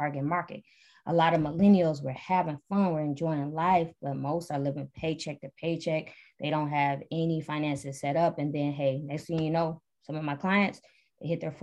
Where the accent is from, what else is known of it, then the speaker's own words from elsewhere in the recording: Detroit, Michigan, United States; moved away as an adult; now in Atlanta, United States; I am from Detroit originally, born and raised